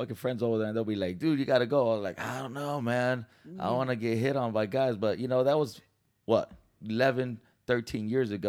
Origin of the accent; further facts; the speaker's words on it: San Diego, California, United States; moved away; I'm from Cali, so I'm from San Diego